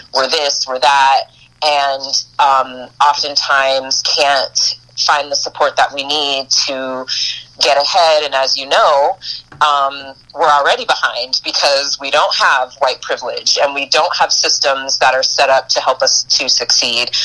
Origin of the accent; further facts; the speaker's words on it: Boston / New York, then Florida, East Coast, United States; moved away as an adult; also born or lived in Eugene, Oregon; i'm an east coast girl i was born in boston raised between boston and new york till i was mm-hmm. about uh, nine or ten and then um, moved to florida with my mom